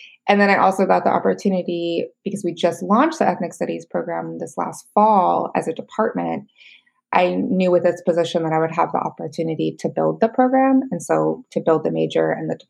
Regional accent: Yakima Valley, Washington, United States; moved away; I grew up in the Yakima Valley, kind of a medium-sized agricultural community in Washington.

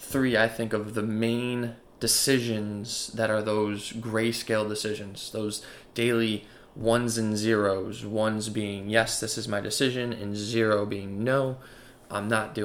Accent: Buffalo, New York, United States; moved away as an adult; also born or lived in Charlotte, North Carolina; now in Baltimore, United States; I'm from Buffalo, New York, and I moved to Baltimore to go to college.

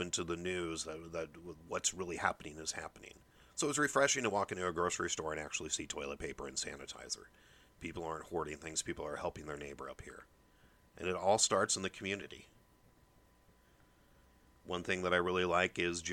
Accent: Midwest, United States; I was brought up here in the Midwest

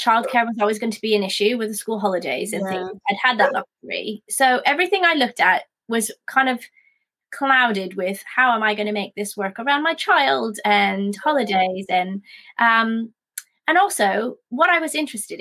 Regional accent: Canada; now in United Kingdom; I'm from Canada originally

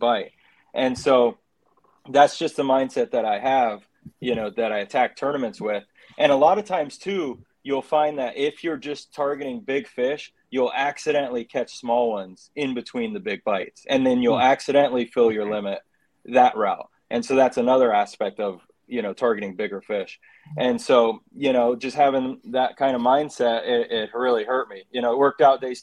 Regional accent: St. Johns River, Florida, United States; growing up on the St. John's

